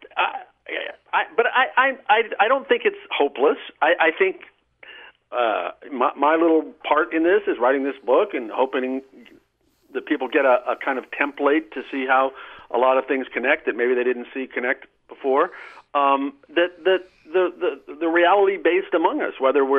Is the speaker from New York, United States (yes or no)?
no; Nebraska, United States; the religious people I grew up with in Nebraska